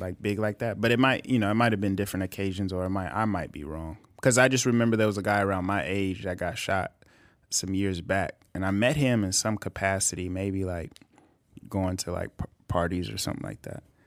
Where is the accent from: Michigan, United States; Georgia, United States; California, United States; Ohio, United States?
California, United States; Bakersfield; we're from Bakersfield